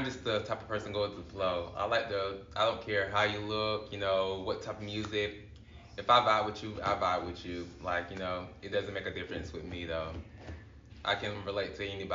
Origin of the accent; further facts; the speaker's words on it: Greenwood, South Carolina, United States; I'm actually from Greenwood, South Carolina